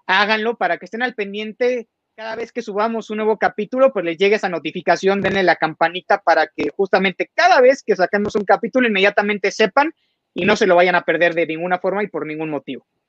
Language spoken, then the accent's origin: Spanish; Mexico; tenemos que estar muy orgullosos como mexicanos